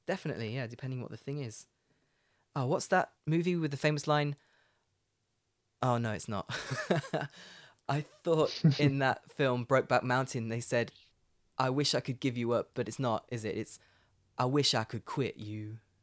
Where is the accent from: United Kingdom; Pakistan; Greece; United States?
United Kingdom; Leicester, East Midlands; moved away as an adult; Leicester, where I'm from, is the furthest away you can get from the sea in Britain